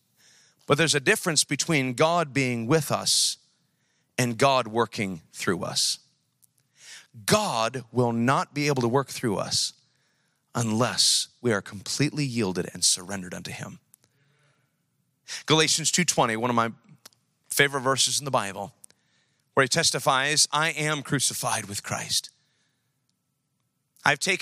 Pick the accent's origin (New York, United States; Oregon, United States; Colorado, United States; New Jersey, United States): New York, United States; now in Sacramento, United States; I'm from New York